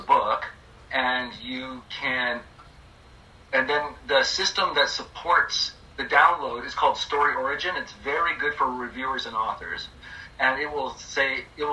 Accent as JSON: {"language": "English", "country": "Canada", "also_born_or_lived": "Germany", "said": "I'm a Canadian"}